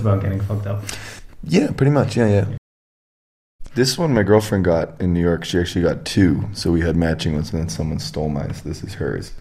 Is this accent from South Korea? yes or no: no; Edmonton, Alberta, Canada; moved away; I came from Edmonton, in Canada